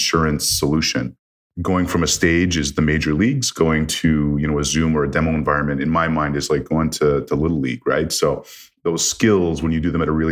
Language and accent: English; Canada; moved away as an adult; also born or lived in Toronto; I grew up in Canada